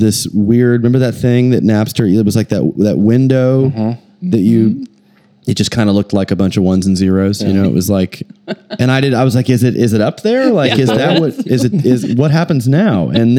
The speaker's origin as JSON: {"language": "English", "town": "Oklahoma City", "region": "Oklahoma", "country": "United States", "tie": "born or raised there", "said": "we're in my hometown, our hometown, Oklahoma City, because so much of it I think has been, just that I've chosen to come home in 2007, which is when I moved back."}